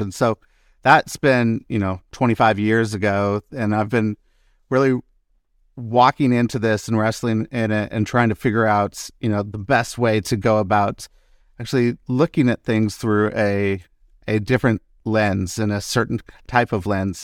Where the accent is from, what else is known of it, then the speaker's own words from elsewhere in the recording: Seattle, Washington, United States; I grew up in the Pacific Northwest in the Seattle area